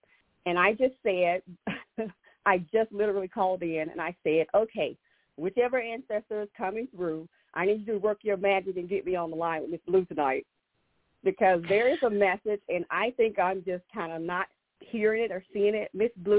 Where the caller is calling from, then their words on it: Georgia, United States; Okay, I'm calling in from Georgia.